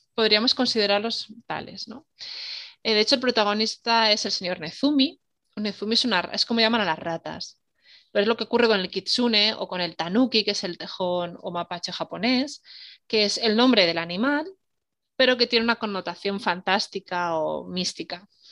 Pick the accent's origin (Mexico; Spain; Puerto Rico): Spain; Salamanca, Castile and León; Yo soy de Salamanca